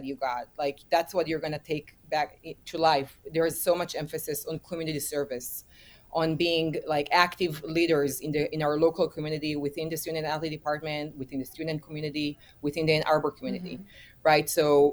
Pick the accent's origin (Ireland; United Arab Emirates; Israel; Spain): Israel; returned back to my home country, that is Israel.